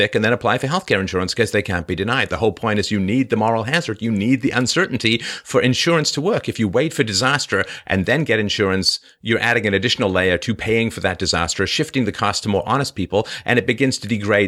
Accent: England, United Kingdom; moved away; also born or lived in Ireland; I sort of was born in Ireland and I grew up in England and spent a lot of time in Europe

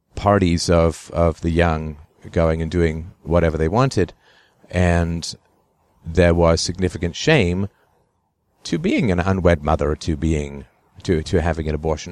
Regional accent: England, United Kingdom; when I was a kid growing up in England

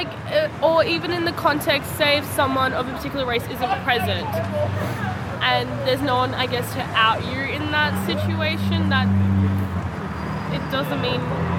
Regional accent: Sydney, New South Wales, Australia; I grew up in the West and now moving into, I guess, into the city and into the inner West

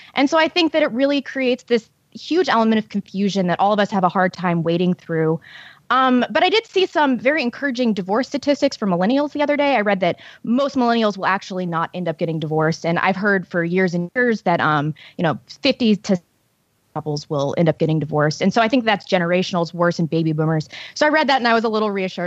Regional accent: St. Louis, Missouri, United States; Saint Louis publication, which is my hometown

